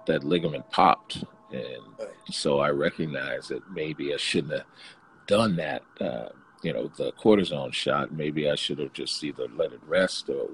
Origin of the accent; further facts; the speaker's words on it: New York City, New York, United States; being born in Brooklyn, I went back to my hometown roots